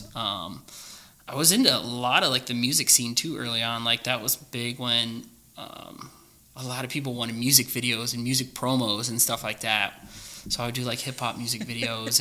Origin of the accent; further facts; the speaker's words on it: Oregon, Ohio, United States; moved away as an adult; also born or lived in California; I grew up in Oregon, all the way from first grade all the way to high school. So Clay High School is where I went